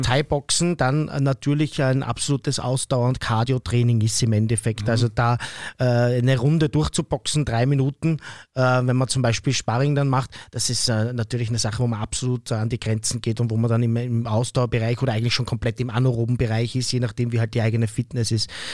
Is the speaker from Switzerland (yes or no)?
no; Austria; bei uns in Österreich